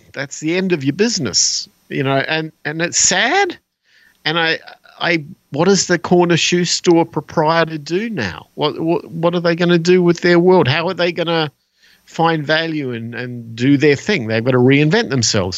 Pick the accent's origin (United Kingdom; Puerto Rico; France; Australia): Australia; moved away; I was from Australia.